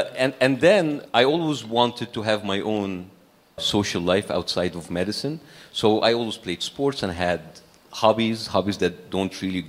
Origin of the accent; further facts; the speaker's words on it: Cairo, Cairo Governorate, Egypt; We were middle class, as I said, and we feel we're privileged, according like to a country like Egypt, a developing country like Egypt.